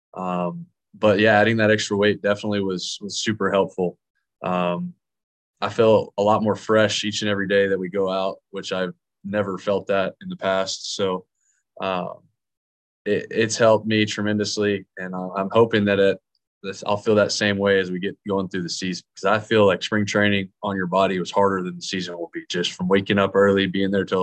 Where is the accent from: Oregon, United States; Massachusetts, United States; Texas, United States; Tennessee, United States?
Texas, United States; Dallas; I'm from Dallas, Texas